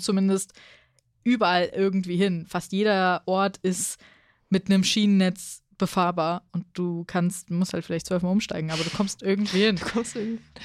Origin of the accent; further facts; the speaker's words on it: Hesse, Germany; Als Hesse